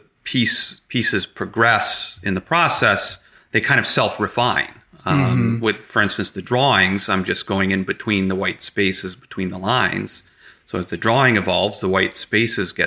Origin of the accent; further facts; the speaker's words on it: Stillwater, New York, United States; also born or lived in Chicago / Glens Falls / Latham; I essentially grew up in Stillwater